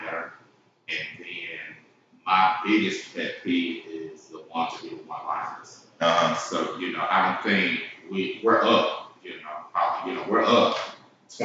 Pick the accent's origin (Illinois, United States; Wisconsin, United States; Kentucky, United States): Illinois, United States; Chicago; now in Clarksville, United States; I'm from Chicago